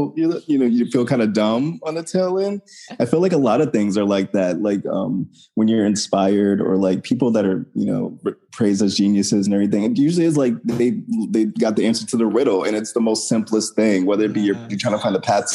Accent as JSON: {"language": "English", "town": "New Orleans", "region": "Louisiana", "country": "United States", "said": "I'm from New Orleans"}